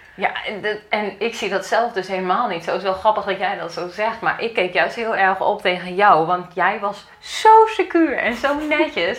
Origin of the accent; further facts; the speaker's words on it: Achterhoek, Gelderland, Netherlands; moved away as an adult; now in Ede, Netherlands; ik kom uit de Achterhoek en we gingen in Ede wonen.